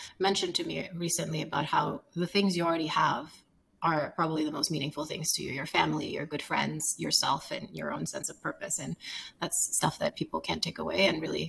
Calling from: Austin, Texas, United States; We're in Austin, Texas. You should let us know if you're ever in town.

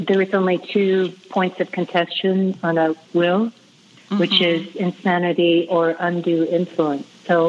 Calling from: Santa Fe, New Mexico, United States; Santa Fe, New Mexico.

